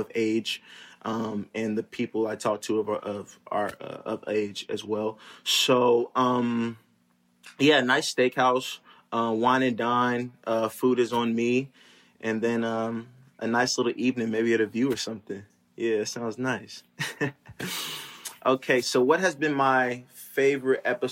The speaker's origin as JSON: {"language": "English", "region": "California", "country": "United States", "tie": "born or raised there", "also_born_or_lived": "St. Louis, Missouri", "said": "I was born in St. Louis, Missouri, but I grew up in California. So I would say that I'm Cali raised and then just like St. Louis born."}